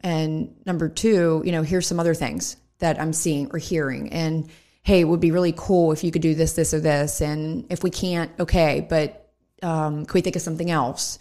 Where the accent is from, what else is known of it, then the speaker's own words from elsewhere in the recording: Hempfield Township, Pennsylvania, United States; I grew up in Hemphill Township